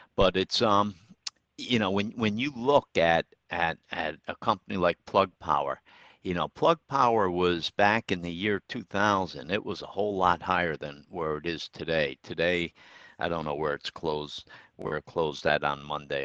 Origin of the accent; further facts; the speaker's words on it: Troy, New York, United States; historic downtown Troy. It's my hometown